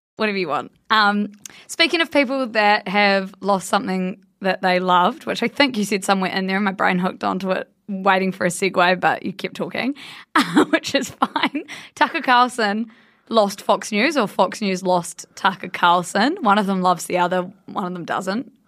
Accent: Blenheim, Marlborough, New Zealand; my hometown, Blenheim, which is a very small place in the South Island of New Zealand

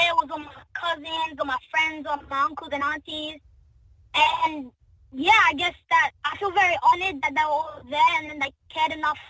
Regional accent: Noongar Wongi, Western Australia, Australia; I'm from the Noongar Wongi mob.

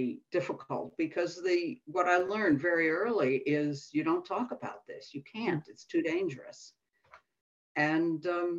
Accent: New York City, New York, United States; moved away as an adult; also born or lived in Minnesota; now in Cornwall, United Kingdom; I was born and grew up in New York City.

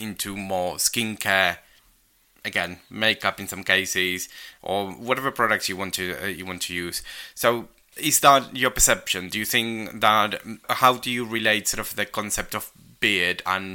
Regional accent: Argentina; first language Spanish; English is a second language; moved away; when I was growing up in Argentina

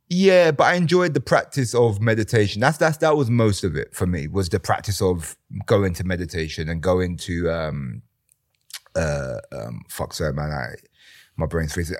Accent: London, United Kingdom; I grew up in East London.

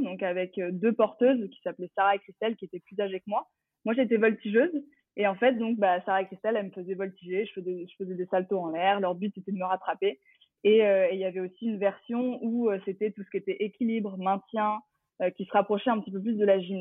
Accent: Champigny-sur-Marne, Île-de-France, France; j'ai grandi euh, à Champigny-sur-Marne, exactement dans le 94, euh, dans le Val-de-Marne

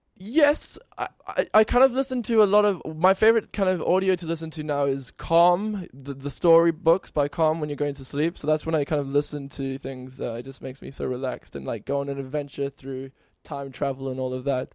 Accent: near Cape Town, Western Cape, South Africa; moved away; I'm from South Africa, near Cape Town

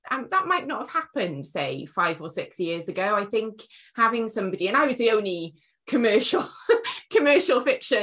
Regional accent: Wales, United Kingdom

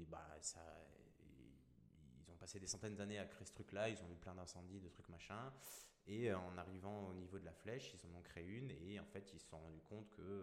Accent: Strasbourg, Grand Est, France; Je suis né à Strasbourg, j'ai 34 ans.

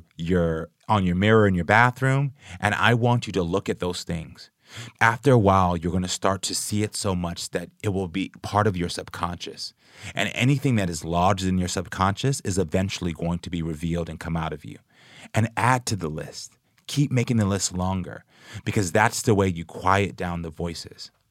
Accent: Houston, Texas, United States; I was a gay black man growing up in Houston, Texas

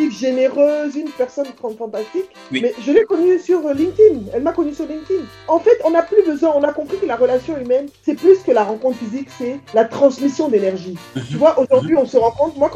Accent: Abidjan, Côte d’Ivoire; moi j'ai grandi donc euh, à Abidjan en fait, hein.

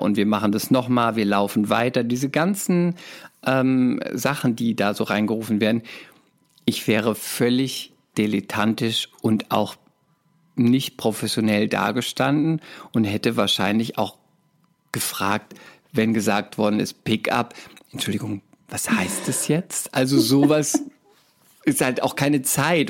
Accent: Speyer, Rhineland-Palatinate, Germany; moved away as an adult; also born or lived in Cologne; Ich komme aus der Pfalz, aus Speyer

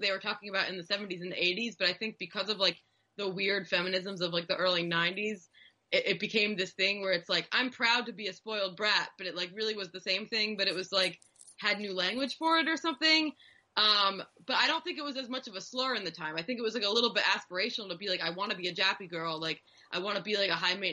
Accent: United States; American Jews

